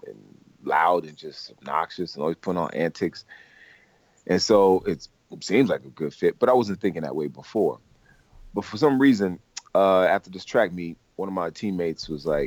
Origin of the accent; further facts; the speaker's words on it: Albany, New York, United States; moved away as an adult; also born or lived in Kingston, Jamaica / Manhattan, New York; now in Los Angeles, United States; I was born there, and I grew up in New York, Albany, New York, which is the state capital